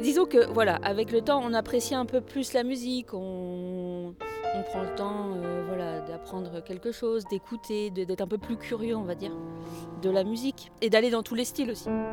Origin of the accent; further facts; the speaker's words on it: Rennes, Brittany, France; je venais de Rennes.